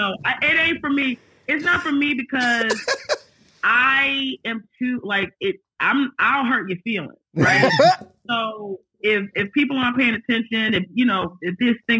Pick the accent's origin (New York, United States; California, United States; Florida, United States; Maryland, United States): Maryland, United States; Aberdeen; moved away; also born or lived in Los Angeles; I'm not from LA. I'm from Maryland, actually.